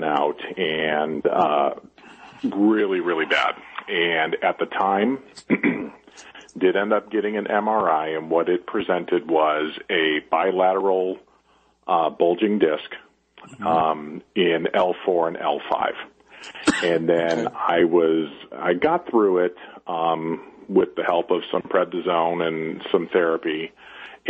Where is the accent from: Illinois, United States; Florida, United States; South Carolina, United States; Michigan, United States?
Illinois, United States; Chicago; born or raised there; moved away; also born or lived in Las Vegas